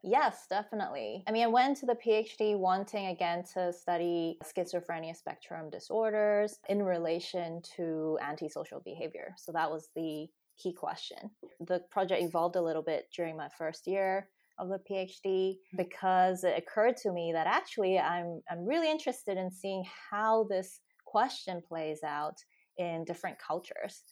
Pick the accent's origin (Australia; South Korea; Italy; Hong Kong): Hong Kong; moved away as an adult; also born or lived in United States; now in United Kingdom; I grew up in Hong Kong, spent, you know, my high school years there.